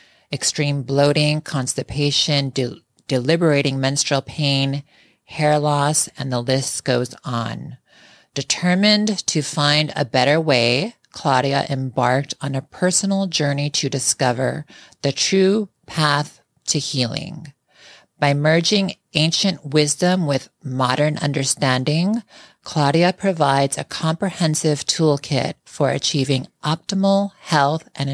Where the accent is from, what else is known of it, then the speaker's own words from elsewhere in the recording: Chicago, Illinois, United States; we were both born and raised in Chicago.